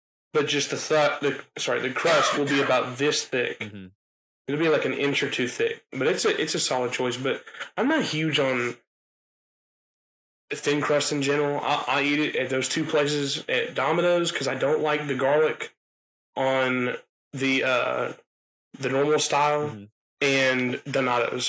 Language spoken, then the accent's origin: English; Alabama, United States; We're from Alabama